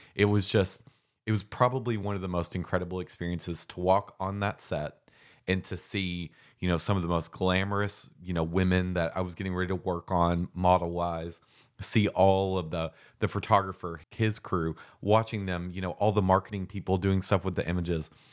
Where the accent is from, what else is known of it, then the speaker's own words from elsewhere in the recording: Mitchellsburg, Kentucky, United States; So I'm from Boyle County, Kentucky. I'm from Mitchellsburg, Kentucky, which is seriously a town of maybe a hundred, a hundred and fifty people